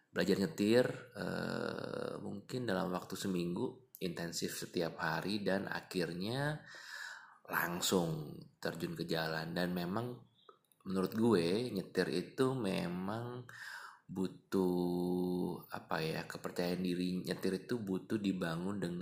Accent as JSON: {"language": "Indonesian", "region": "Jakarta", "country": "Indonesia", "said": "alasannya karena gue anak Jakarta yang lihat Jakarta penuh dengan kemacetan gitu ya"}